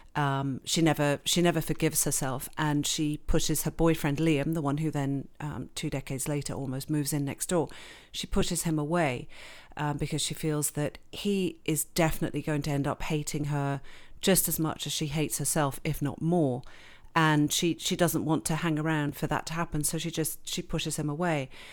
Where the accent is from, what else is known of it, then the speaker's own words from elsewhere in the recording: Switzerland; accent: very English; moved away as an adult; also born or lived in England; now in Canada; I grew up in, born in England, grew up in Switzerland